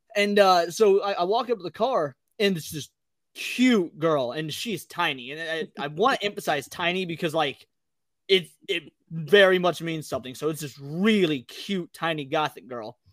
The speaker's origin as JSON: {"language": "English", "region": "Midwest", "country": "United States", "said": "I was from the Midwest"}